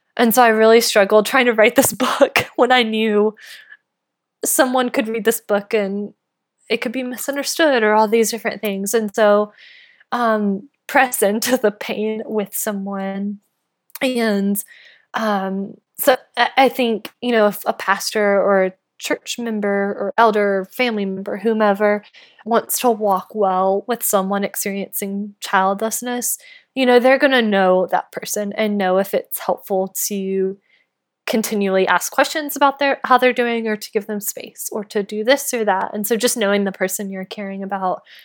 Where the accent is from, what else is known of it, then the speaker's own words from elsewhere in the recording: North Carolina, United States; moved away; I grew up in North Carolina